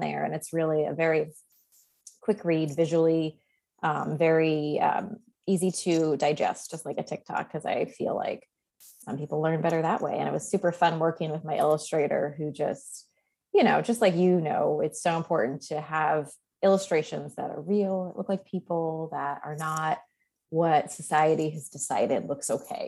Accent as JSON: {"language": "English", "area": "Long Island", "region": "New York", "country": "United States", "tie": "born or raised there", "moved": "yes", "said": "we're both from New York. Like I don't live there now."}